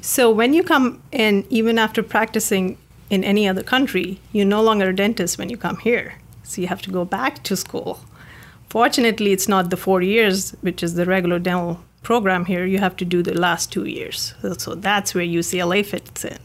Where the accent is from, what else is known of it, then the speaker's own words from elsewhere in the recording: India; moved away as an adult; now in California, United States; I grew up in India